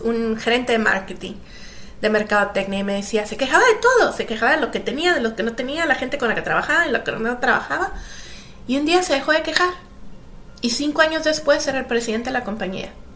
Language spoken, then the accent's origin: Spanish; Monterrey, Nuevo León, Mexico; moved away as an adult; also born or lived in United States / Canada / England; Yo nací en Monterrey, México. Este, pasé toda mi pasé toda mi niñez ahí